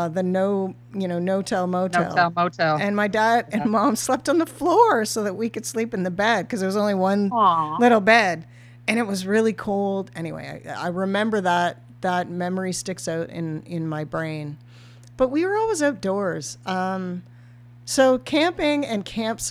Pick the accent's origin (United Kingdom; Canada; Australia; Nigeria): Canada; Ontario; as a Canadian, Ontarian young person from a small town.